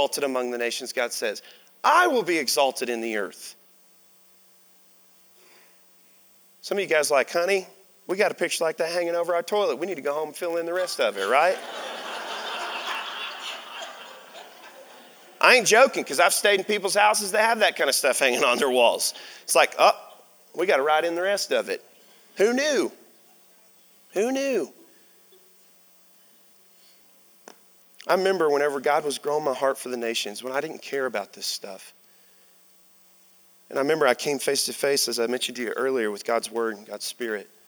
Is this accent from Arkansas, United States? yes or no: yes; Arkansas, United States; I'm from Arkansas